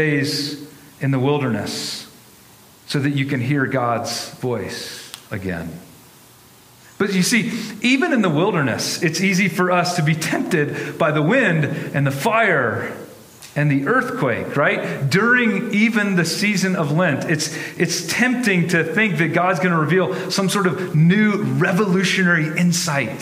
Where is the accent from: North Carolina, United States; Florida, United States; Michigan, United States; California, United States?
North Carolina, United States; now in Denver, United States; I grew up in North Carolina